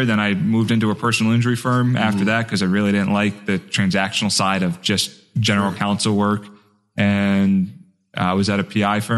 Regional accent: Marlton, New Jersey, United States; I grew up in South Jersey, right outside of Philly

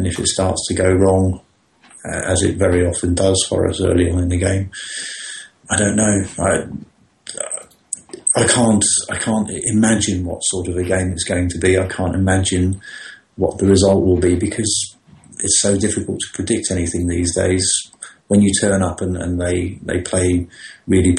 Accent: London, United Kingdom; I was born in … house in London, as it was at the time

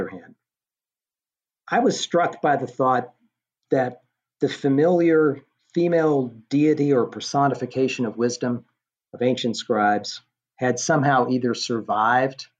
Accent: Knoxville, Tennessee, United States; moved away; I was traveling to Knoxville, which is my hometown

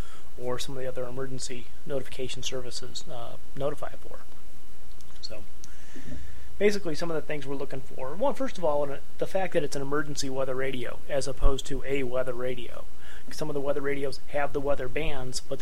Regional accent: Northeast Ohio, United States; now in Northeast Indiana, United States; We're here in Northeast Indiana. I grew up in Northeast Ohio

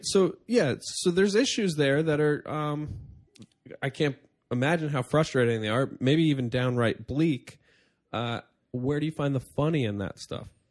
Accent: upstate New York, United States; born or raised there; now in New York City, United States

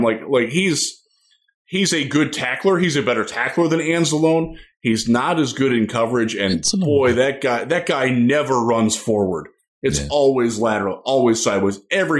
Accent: Cleveland, Ohio, United States; I'm from Cleveland.

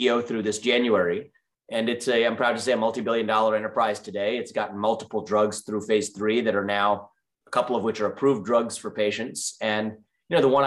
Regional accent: Cincinnati, Ohio, United States; moved away; also born or lived in New York; I was born and raised in Cincinnati, Ohio, as the kid of immigrants

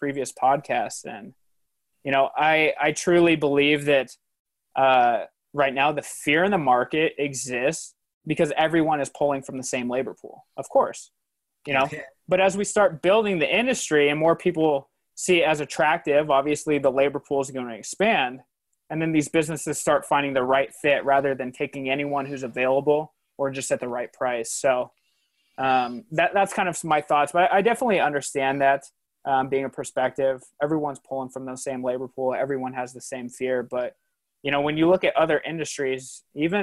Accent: Spokane, Washington, United States; I was born and raised in Spokane

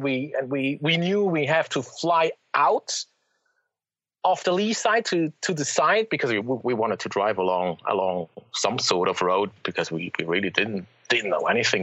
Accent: Zurich, Switzerland; moved away as an adult; I was born in Zurich in the city

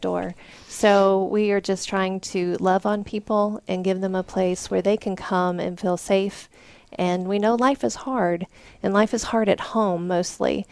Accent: Vincent, Alabama, United States; now in Colorado, United States; Vincent, Alabama, and that's about 30 miles south of Birmingham.

